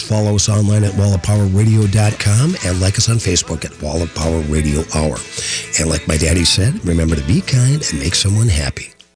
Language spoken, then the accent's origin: English; Minnesota, United States; I was in fact from Minnesota